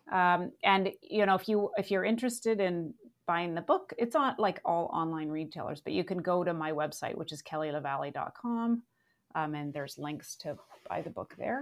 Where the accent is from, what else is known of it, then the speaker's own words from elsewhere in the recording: Vancouver, British Columbia, Canada; I did grow up in a rainforest